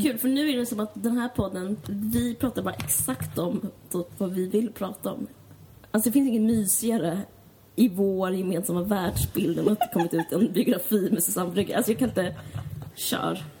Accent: Stockholm, Stockholm County, Sweden; jag kommer från Akalla

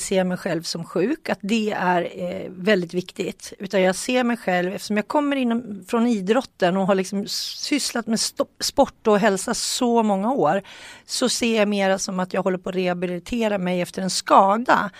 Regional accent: Sweden; vi svenskar tycker lite extra

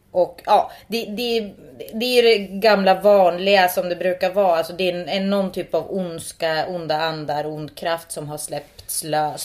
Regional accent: Sweden; first language Finnish; Swedish is a second language; jag då är född och uppvuxen i Sverige

